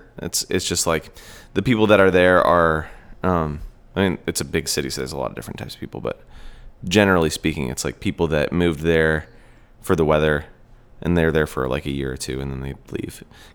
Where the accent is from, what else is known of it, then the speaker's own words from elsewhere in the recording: the Northwest, Pacific Northwest, United States; where I grew up in the Northwest, there was a really strong sense of like community and music and like loyalty to people that were doing it there